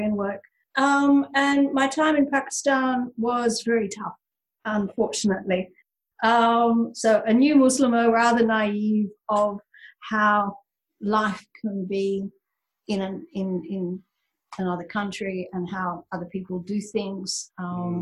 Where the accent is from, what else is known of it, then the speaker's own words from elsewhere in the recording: Sydney, New South Wales, Australia; I am indeed from Sydney, Australia